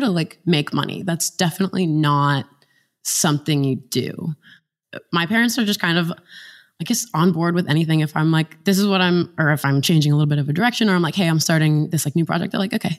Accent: West Virginia, United States; I grew up in a small town in West Virginia

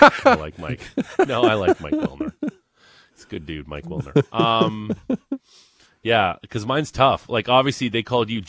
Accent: Niagara Falls, Ontario, Canada; Niagara Falls, my hometown.

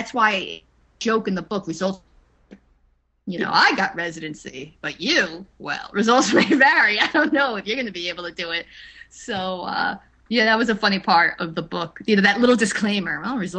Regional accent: East Coast, United States; well, I'm from the East Coast, so we don't deal with that.

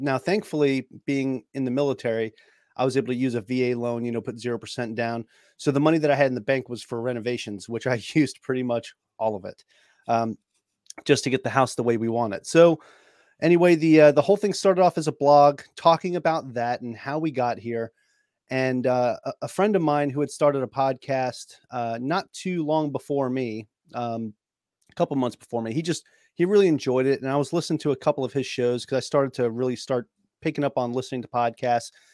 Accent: New York, United States; moved away; I'm from New York, it's what we do, we're talkers

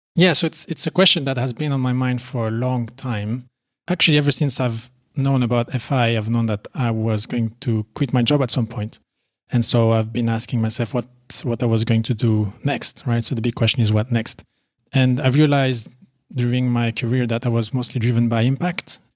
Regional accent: Belgium; moved away as an adult; also born or lived in United Arab Emirates; now in Poland; I'm originally from Belgium, as you said, and I recently moved to Poland with my wife

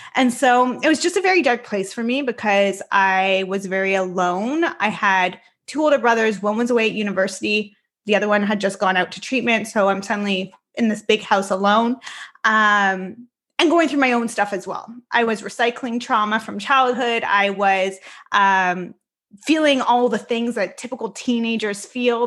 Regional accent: Richmond Hill, Ontario, Canada; I am formally born and raised in Richmond Hill, Ontario, and that's where I'm living right now as well

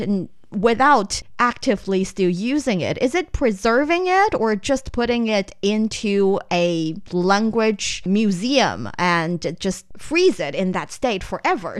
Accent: northern China, China; first language Mandarin; English is a second language; I grew up in the north part of the country

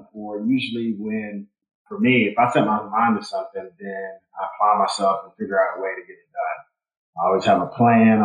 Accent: Louisville, Kentucky, United States; moved away as an adult; now in Nashville, United States; Born and raised in Louisville, Kentucky, and got to Nashville because I went to Vanderbilt

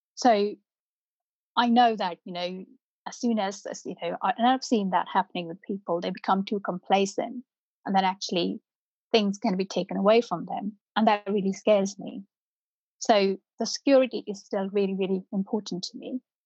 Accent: North India, India; first language Punjabi; English is a second language; now in United Kingdom; I grew up in North India

